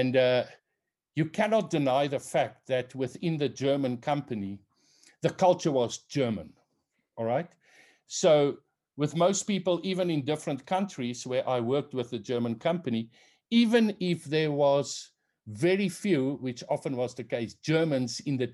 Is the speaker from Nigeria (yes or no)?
no; South Africa; I'm South African, that in South Africa I come from the Afrikaner tribe